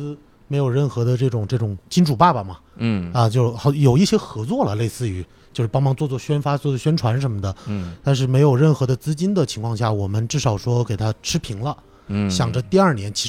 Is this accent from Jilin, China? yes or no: yes; Yanbian, Jilin, China; moved away as an adult; also born or lived in Beijing / Shanghai / Chengdu; now in Haikou, China; 我我老家是吉林延边的嘛，